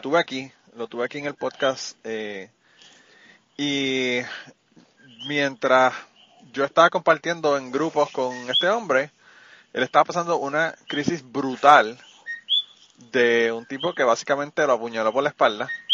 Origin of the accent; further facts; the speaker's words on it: Puerto Rico; moved away as an adult; me fui de Puerto Rico en una época que todavía la cosa no estaba jodida